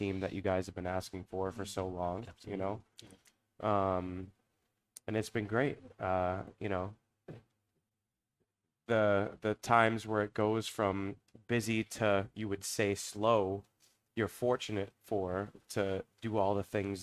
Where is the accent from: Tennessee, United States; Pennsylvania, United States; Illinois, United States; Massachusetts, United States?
Massachusetts, United States; Everett; moved away as an adult; now in Hudson, United States; I live in Hudson. I am from Everett, Massachusetts. I graduated from Everett High School.